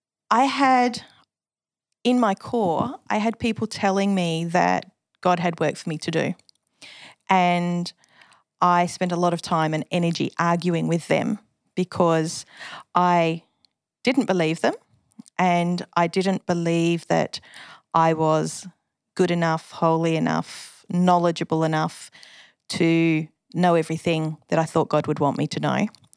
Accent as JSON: {"language": "English", "town": "Subiaco", "region": "Western Australia", "country": "Australia", "tie": "born there", "said": "I am West Australian. Hey. I was born in Subiaco."}